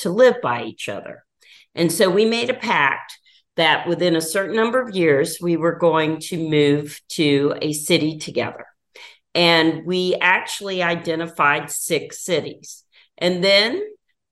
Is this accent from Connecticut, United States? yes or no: no; Jacksonville Beach, Florida, United States; moved away as an adult; also born or lived in Michigan; now in Tampa, United States; I grew up in Jacks Beach, Florida. I lived in Michigan for 30 years